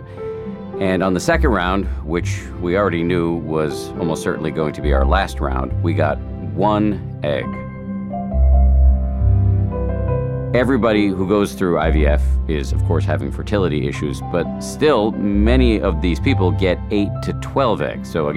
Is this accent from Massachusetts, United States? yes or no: yes; Boston, Massachusetts, United States; moved away; I grew up in Boston and my parents are still there.